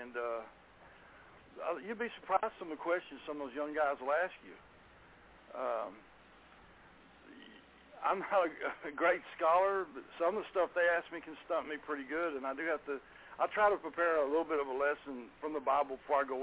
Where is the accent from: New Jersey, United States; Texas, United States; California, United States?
Texas, United States; Garland; born or raised there